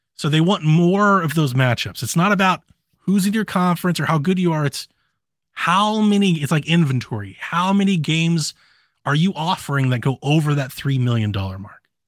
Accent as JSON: {"language": "English", "area": "Columbus and Cleveland", "region": "Ohio", "country": "United States", "tie": "born or raised there", "moved": "yes", "lives_now": "Georgia, United States", "said": "I grew up in Columbus and Cleveland, and I live in Georgia"}